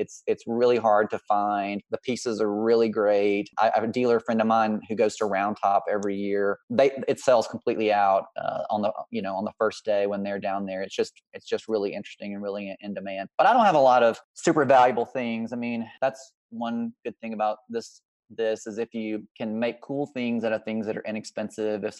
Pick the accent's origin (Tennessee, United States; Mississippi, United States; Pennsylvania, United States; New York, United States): Mississippi, United States; also born or lived in Texas; now in Midwest, United States; I'm from Mississippi originally, so I'm influenced by, you know, growing up in the South